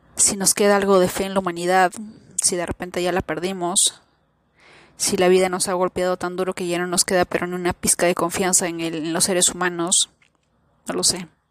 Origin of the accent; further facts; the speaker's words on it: Peru; yo nací en Perú